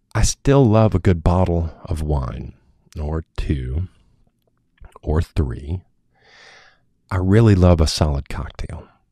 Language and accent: English; United States; My hometown is not the kind of place one might expect to find a yoga studio